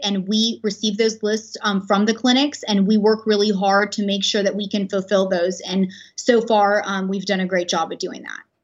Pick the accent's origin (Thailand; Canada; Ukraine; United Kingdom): Ukraine; Odesa, Odesa Oblast; moved away; I'm originally from Ukraine. I was born in Odessa